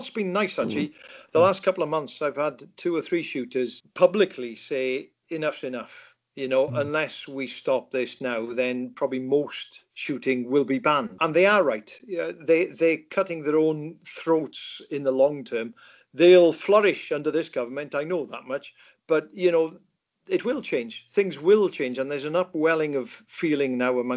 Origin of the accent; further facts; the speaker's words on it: Lake Vyrnwy, Mid Wales, United Kingdom; when I grew up in Lake Vyrnwy in Mid Wales there